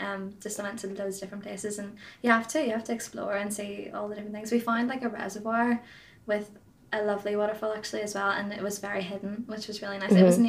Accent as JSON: {"language": "English", "country": "Ireland", "accent": "Irish", "said": "I went to London, actually, a few weeks ago, and everyone was so shocked at my accent. They were like, oh my God, like, they, like, clinged on to me because I had this Irish accent. I'm like, guys, it's really not that big. I'm just across the water."}